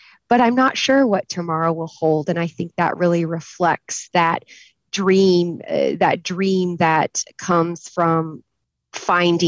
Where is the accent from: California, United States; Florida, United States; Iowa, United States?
Iowa, United States; Fairbank; moved away as an adult; also born or lived in South Carolina; now in Memphis, United States; I'm this kid from Fairbank, Iowa